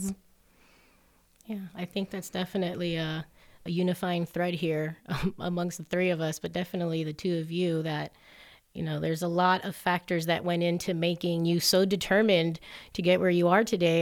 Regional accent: Hialeah, Florida, United States; now in Colorado, United States; Growing up in Hialeah, Florida, the majority language is definitely Spanish

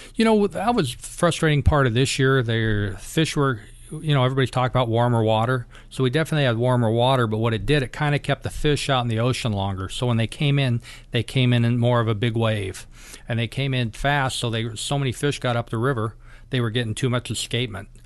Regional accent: Kodiak, Alaska, United States; I grew up in Kodiak

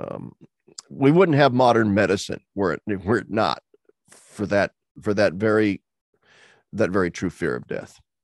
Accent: Pennsylvania, United States; here in my home state of Pennsylvania

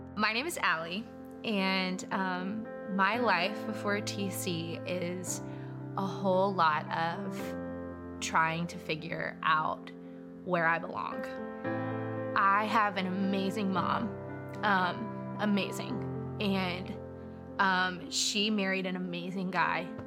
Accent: Pensacola, Florida, United States; also born or lived in Mississippi; I grew up here in Pensacola

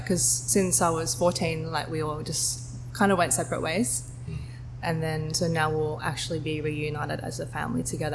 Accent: Sydney, New South Wales, Australia; moved away as an adult; also born or lived in Hong Kong / Singapore; I was born in Sydney. I grew up in Sydney most of my life

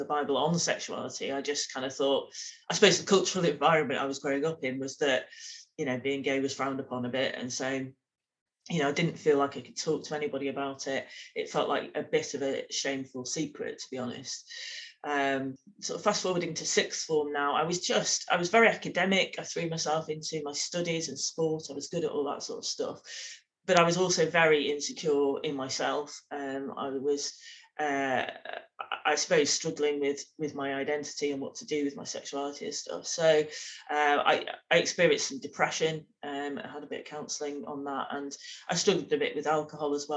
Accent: Manchester, North West England, United Kingdom; I'm Mancunian, very proud of that. Grew up in Manchester

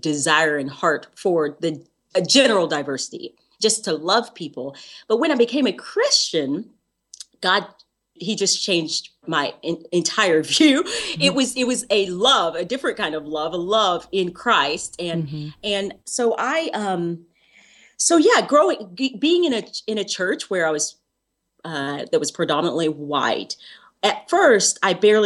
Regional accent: the South, United States; I grew up in the South

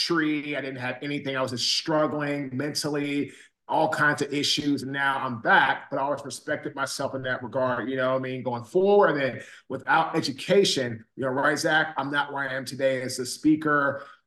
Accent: Washington, District of Columbia, United States; moved away as an adult; also born or lived in Baltimore / Raleigh; So I'm from Washington, D.C. I grew up in Washington, D.C.

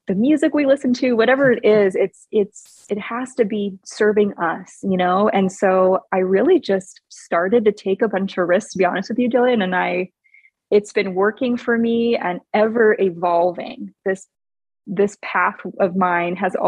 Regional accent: Hawaii, United States; moved away as an adult; also born or lived in Oregon; now in Arizona, United States; I'm originally from Hawaii. So Hawaii until about 18 years old

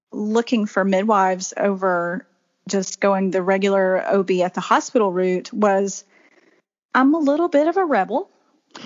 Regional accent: Alabama, United States; now in South Carolina, United States; I grew up in Alabama and moved to South Carolina in 2004 and have lived here ever since.

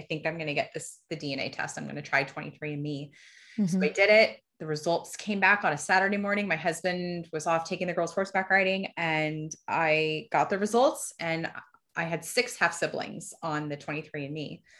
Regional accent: Fort Myers, Florida, United States; born there; I was born in Fort Myers, Florida.

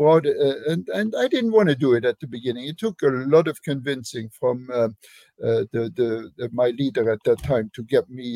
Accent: Luxembourg; English is a second language; moved away as an adult; also born or lived in Germany; now in United States; my home country. Luxembourg is a tiny little country

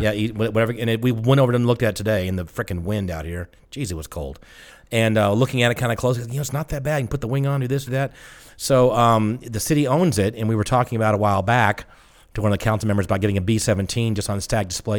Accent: the South, United States; I'm from the South

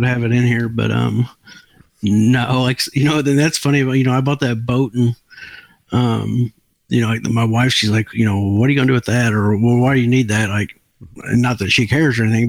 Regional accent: Marion, Illinois, United States; now in Mayfield, United States; I was born and raised in Marion, Illinois, there by the, you know, the Crab Orchard Refuge. But now I live in Mayfield, Kentucky

